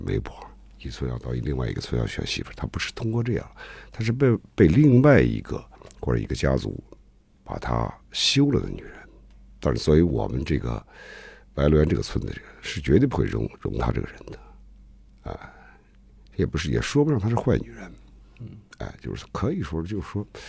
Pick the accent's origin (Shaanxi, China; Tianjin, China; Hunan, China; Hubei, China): Shaanxi, China; 像我从小在我们的地方长大的